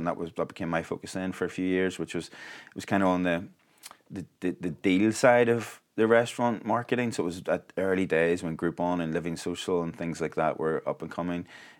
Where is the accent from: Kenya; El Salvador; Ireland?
Ireland; now in Arizona, United States; We probably had an unfair advantage, though, being Irish.